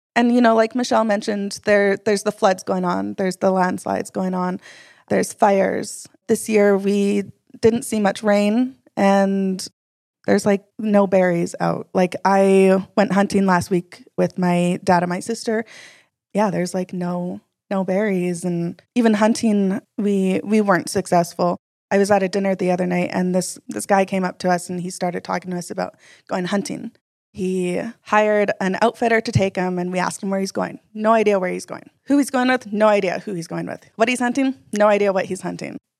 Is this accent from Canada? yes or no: yes; Atlin, British Columbia, Canada; also born or lived in Yukon; I grew up Taku River Clinkett First Nation from Atlin, B C